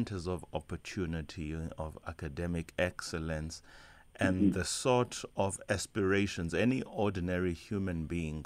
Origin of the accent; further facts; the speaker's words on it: Eastern Cape, South Africa; you and I are operating out of the Eastern Cape, because that is where we both come from?